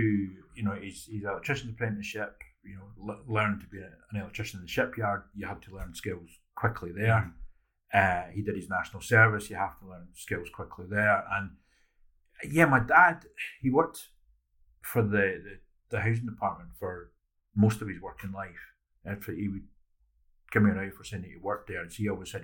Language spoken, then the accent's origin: English; Edinburgh, Scotland, United Kingdom; 2,500 kids in Porty. And those are from, you know, the posh houses at the Joppa end of Porty to the council houses where mm. I grew up